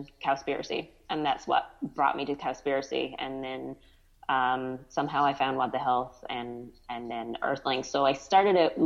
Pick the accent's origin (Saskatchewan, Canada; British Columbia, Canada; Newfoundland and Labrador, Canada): Newfoundland and Labrador, Canada; moved away as an adult; now in Ontario, Canada; I'm originally from Newfoundland, Canada. Mm-hmm. Lived there my whole life for the first 30 years, and now I'm living in Ontario, Canada.